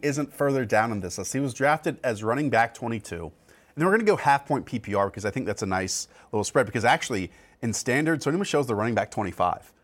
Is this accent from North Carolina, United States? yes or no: yes; North Carolina, United States; now in Connecticut, United States; I grew up in North Carolina